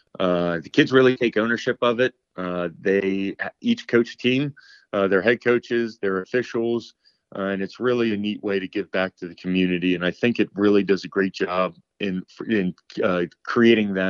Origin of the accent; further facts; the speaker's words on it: Annville, Pennsylvania, United States; growing up in Annville